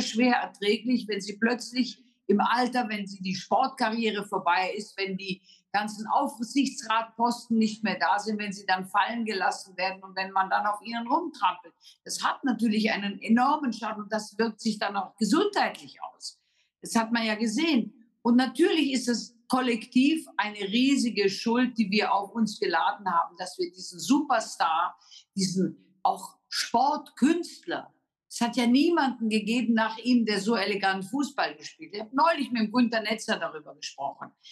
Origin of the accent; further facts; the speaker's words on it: Germany; Wir haben als Deutsche